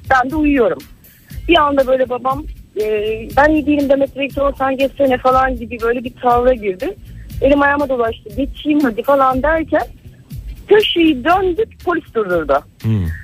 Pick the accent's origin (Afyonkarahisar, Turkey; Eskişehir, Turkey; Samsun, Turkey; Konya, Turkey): Samsun, Turkey; now in Ankara, Turkey; evlendim ben Samsunluyum.